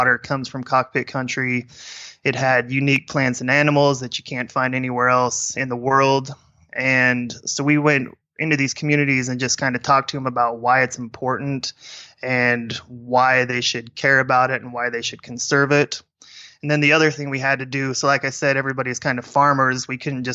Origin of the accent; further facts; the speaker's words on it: Nebraska, United States; also born or lived in Jamaica; growing up in Nebraska, you're kind of exposed to that lifestyle